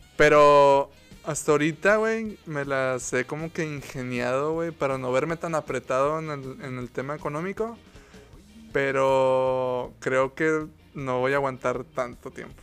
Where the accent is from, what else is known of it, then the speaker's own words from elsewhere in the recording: Mexico; como mexicano